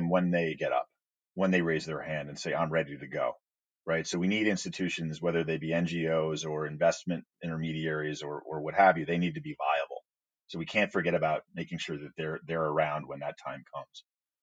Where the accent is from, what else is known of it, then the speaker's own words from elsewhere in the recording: United States; as an American